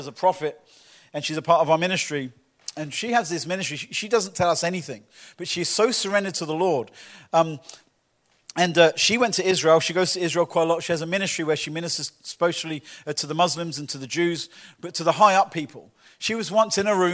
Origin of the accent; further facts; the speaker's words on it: Lee-on-the-Solent, England, United Kingdom; now in Winter Garden, United States; my hometown, Leon-the-Saône in England, in the school that I used